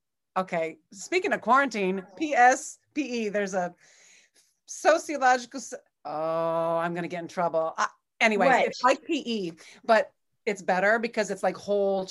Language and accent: English; California, United States; now in Ann Arbor, United States; I moved from California. I'm a California girl who spent a lot of time in Ann Arbor.